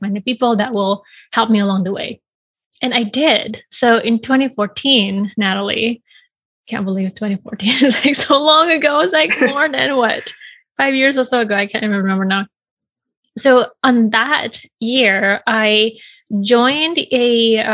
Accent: Bali, Indonesia; moved away as an adult; now in Chicago, United States; I was born and raised in Bali, Indonesia

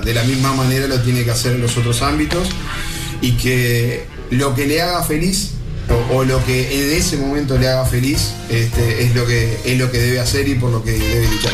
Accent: Rodríguez, Canelones, Uruguay; also born or lived in Montevideo; yo soy el canario cuando voy a Montevideo y a mucho orgullo y seguiré siendo el canario, es más, yo vivo, soy de una zona rural. En Rodríguez

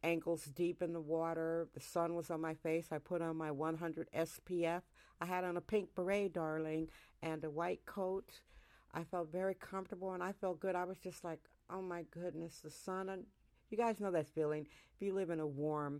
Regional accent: Wisconsin, United States; now in San Francisco, United States; I'm from Wisconsin

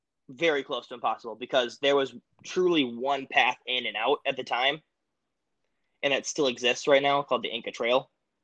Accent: Minnesota, United States; oh, no, I'm from Minnesota, I don't need pants or anything.

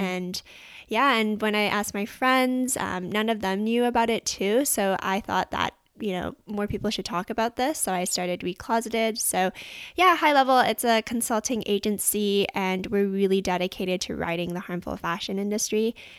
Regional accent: Vancouver, British Columbia, Canada; I grew up in Vancouver, Canada

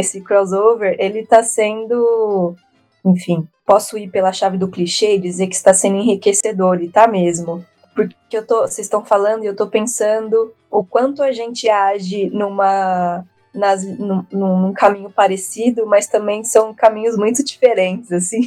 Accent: São Paulo, Brazil; eu sou cria aqui de São Paulo, então eu só trabalhei em São Paulo, estudei em São Paulo

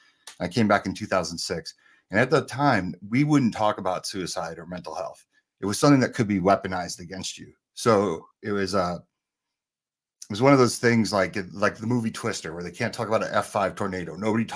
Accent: Asbury Park, New Jersey, United States; also born or lived in San Francisco, California; I grew up in two of the worst places you can grow up for guns. I grew up in Asbury Park, New Jersey, and San Francisco, California.

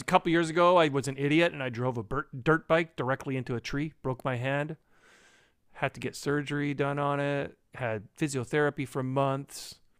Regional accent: Canada; being Canadian

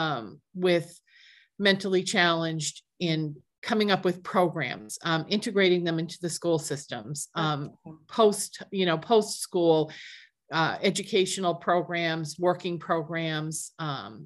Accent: Andover, Massachusetts, United States; moved away as an adult; also born or lived in Waterville, Maine; now in Exeter, United States; I grew up in Andover, Massachusetts

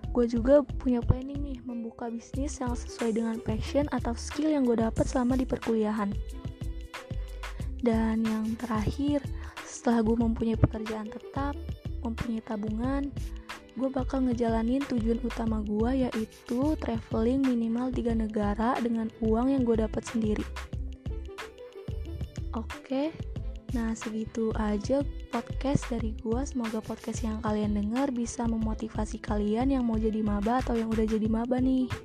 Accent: Lampung, Indonesia; gue berasal dari Lampung.

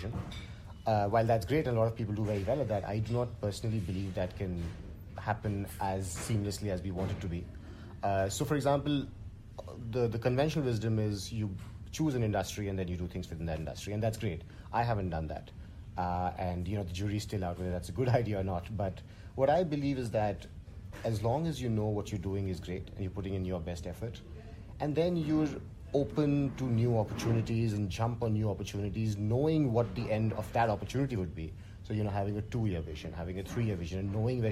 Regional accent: India; as an Indian male engineer

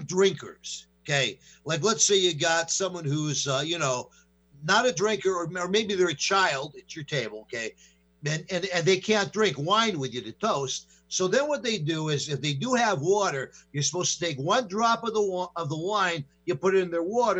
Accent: New York, United States; I grew up in New York

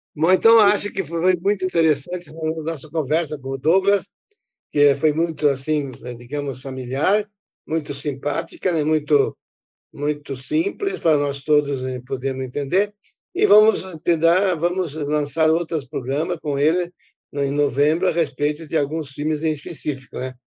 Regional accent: Rodeio, Santa Catarina, Brazil; born or raised there

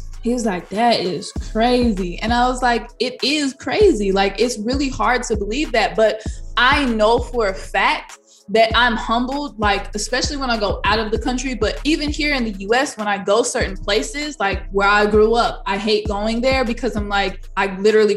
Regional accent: outside of Sacramento, Northern California, United States; I grew up in Northern California, about 45 minutes outside of Sacramento on a 1,000-acre ranch

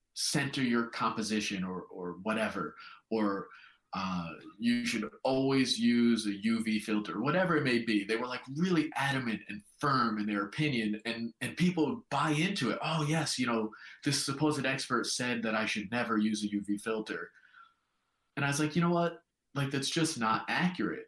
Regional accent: New York, United States; moved away as an adult; now in New Zealand; as a New Yorker, as an American, starting a business in a new country

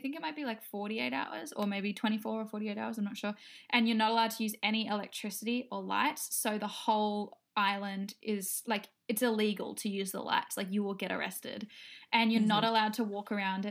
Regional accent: Noosa, Queensland, Australia; also born or lived in Bali; we grew up together in Noosa

